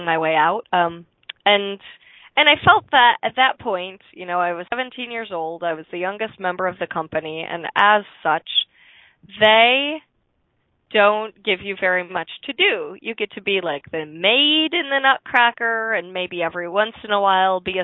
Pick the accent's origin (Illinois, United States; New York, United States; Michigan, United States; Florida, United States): Illinois, United States; Chicago; I was born in Chicagoland, so a little bit south of the city